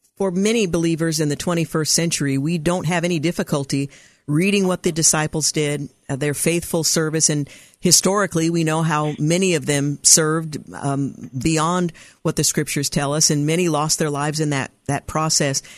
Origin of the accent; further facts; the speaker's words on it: United States; we come from America